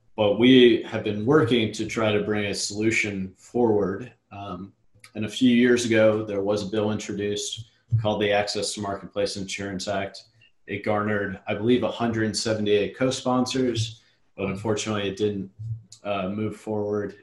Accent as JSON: {"language": "English", "town": "Richmond", "region": "Virginia", "country": "United States", "also_born_or_lived": "Charlotte, North Carolina", "moved": "as an adult", "said": "I'm from Richmond uh, originally, and I was living in North Carolina"}